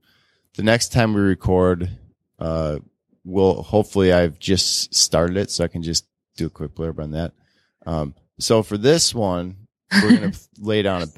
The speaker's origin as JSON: {"language": "English", "region": "Wisconsin", "country": "United States", "said": "I'm from Packer country."}